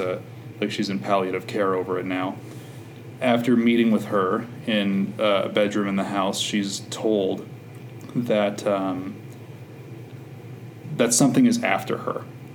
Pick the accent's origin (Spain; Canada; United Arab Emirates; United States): Canada; Killarney, Manitoba; moved away; So I'm from Killarney, Manitoba, which is about 2.5 hours southwest of Winnipeg.